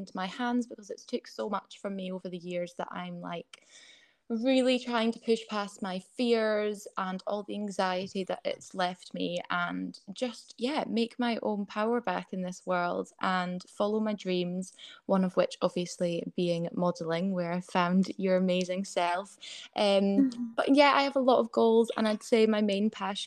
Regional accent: Scottish Borders, Scotland, United Kingdom; also born or lived in Edinburgh; So I was born in Edinburgh. And then I moved down to the Scottish borders to a very small village when I was only about two. So it's all I've ever known.

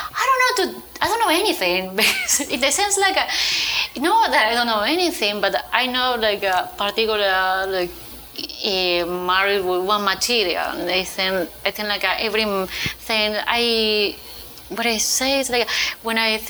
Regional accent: Buenos Aires Province, Argentina; English is a second language; now in Miami, United States; I was born in Argentina, in Buenos Aires, in a small Japanese colony, so in the countryside.

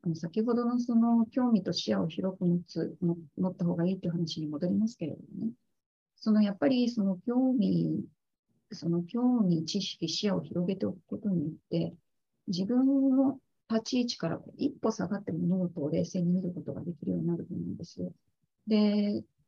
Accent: Japan; moved away as an adult; now in Philippines; 海外で仕事をしているあの日本人

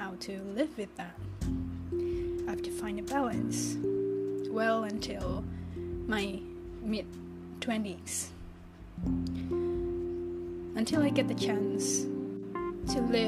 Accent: Jakarta, Indonesia; English is a second language; moved away as an adult; I was born and raised in this metropolitan known as Jakarta in Indonesia

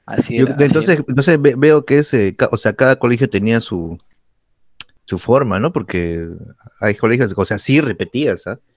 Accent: Tacna, Peru; yo viví mi niñez en Tacna

